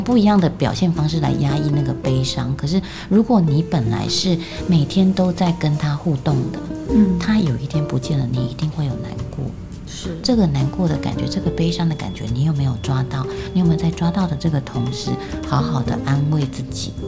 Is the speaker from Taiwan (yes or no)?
yes; central Taiwan, Taiwan; 我自己是在中部长大的哈，因为就是比较乡下的关系